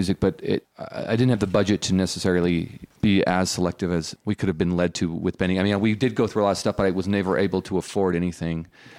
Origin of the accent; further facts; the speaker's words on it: Salt Lake City, Utah, United States; I'm from Salt Lake City, I think I was 19